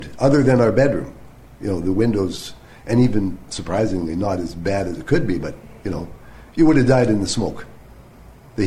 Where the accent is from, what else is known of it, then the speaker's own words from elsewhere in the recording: Ontario, Canada; moved away as an adult; also born or lived in Alberta; now in Steinbach, Canada; I'm from Ontario